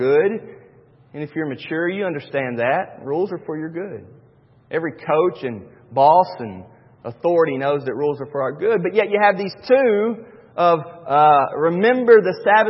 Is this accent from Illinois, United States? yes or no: no; North Carolina, United States; Born and raised in North Carolina, and my dad is nothing but a worker